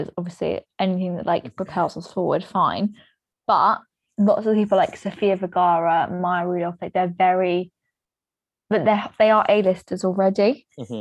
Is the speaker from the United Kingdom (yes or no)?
yes; England, United Kingdom; We're English